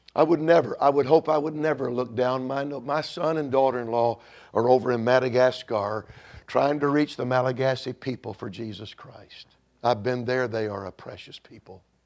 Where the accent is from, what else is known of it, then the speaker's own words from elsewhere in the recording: Georgia, United States; now in Illinois, United States; Georgia's my home state